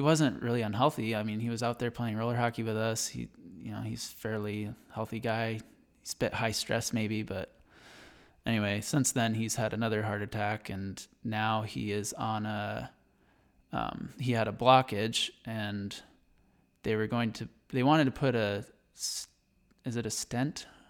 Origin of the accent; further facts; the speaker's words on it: Berrien Center, Michigan, United States; moved away as an adult; now in Idaho, United States; I was born in Berrien Center, Michigan, which is right by Berrien Springs, Michigan. Um, and I basically grew up till about nine or ten on the Andrews University campus